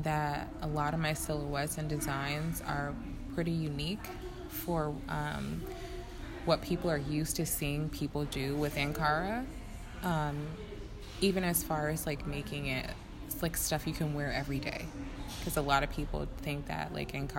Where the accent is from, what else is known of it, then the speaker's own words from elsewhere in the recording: United States; being an American